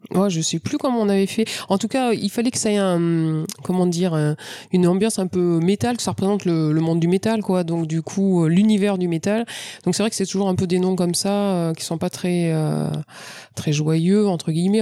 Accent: France; je suis française

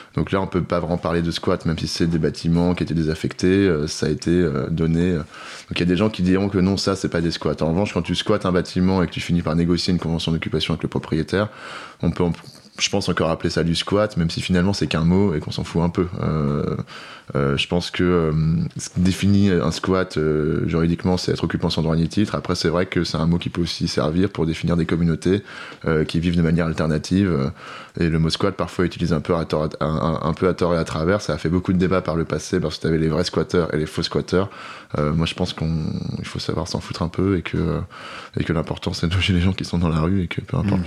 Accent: France; also born or lived in Paris; on est français on est blanc

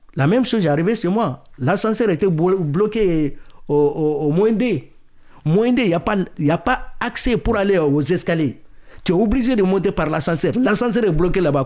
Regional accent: Mali; now in France; je suis malien

